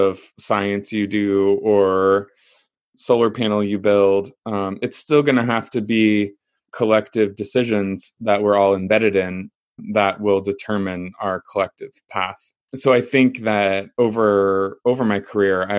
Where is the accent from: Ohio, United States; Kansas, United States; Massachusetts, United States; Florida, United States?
Kansas, United States; I grew up in Kansas in the middle of the United States in a small town